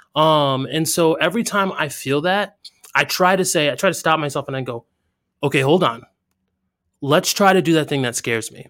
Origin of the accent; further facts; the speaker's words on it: United States; where I grew up in America.